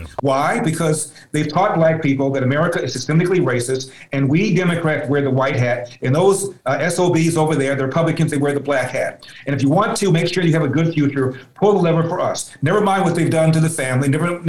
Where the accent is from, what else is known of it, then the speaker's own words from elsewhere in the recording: Los Angeles, California, United States; I'm from Los Angeles. My dad is from Athens, Georgia. My mom's from Huntsville, Alabama.